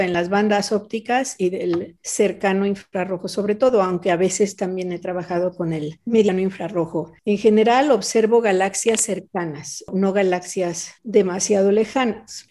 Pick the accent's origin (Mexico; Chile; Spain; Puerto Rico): Mexico; Mexico City; moved away; yo nací y viví en la Ciudad de México, pues yo creo que como tres décadas